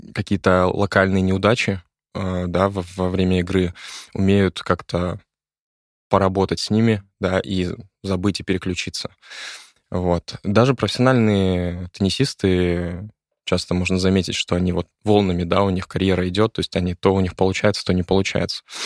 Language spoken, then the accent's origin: Russian; Nakhodka, Primorsky Krai, Russia; Это в Находке. Я из Находки.